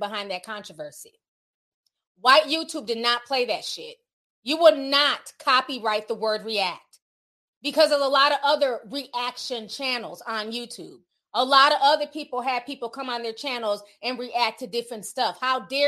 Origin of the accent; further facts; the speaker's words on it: Midwest, United States; also born or lived in Charlotte; I grew up in the Midwest. There's no HBCUs here.